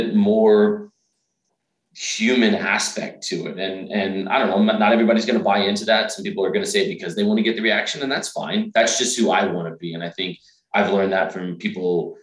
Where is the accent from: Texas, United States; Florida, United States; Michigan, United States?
Texas, United States; Dallas; now in Nashville, United States; I'm originally from Dallas.